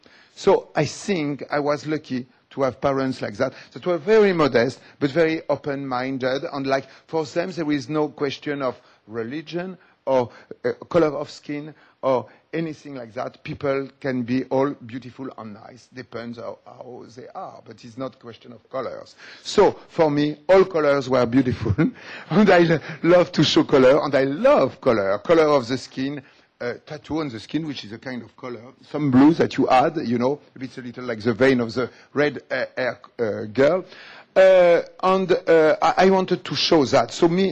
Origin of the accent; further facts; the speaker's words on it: Algeria; English is a second language; So what I say, I come also from Algeria and I am like you, you know.